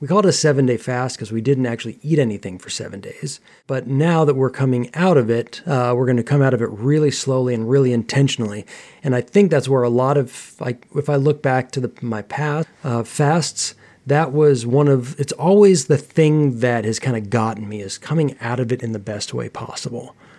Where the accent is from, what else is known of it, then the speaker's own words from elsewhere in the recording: United States; I grew up in America, and particularly during my teen years